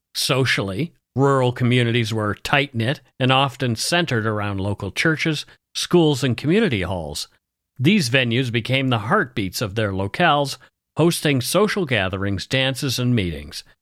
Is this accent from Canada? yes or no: yes; Canada; We are ordinary Canadian schmucks